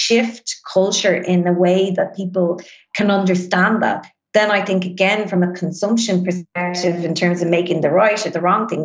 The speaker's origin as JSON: {"language": "English", "country": "Ireland", "said": "we as Irish people really have kind of grown up in this consumerist society"}